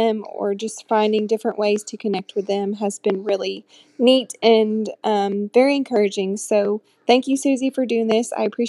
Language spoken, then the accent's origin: English; Fayetteville, Tennessee, United States; I am from Fayetteville, Tennessee.